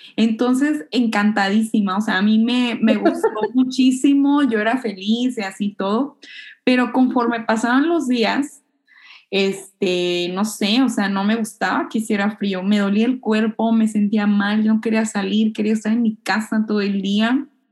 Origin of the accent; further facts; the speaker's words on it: Hermosillo, Sonora, Mexico; now in Japan; yo soy pues norteña, para empezar. Este, de, Hermosillo, una ciudad donde hace muchísimo calor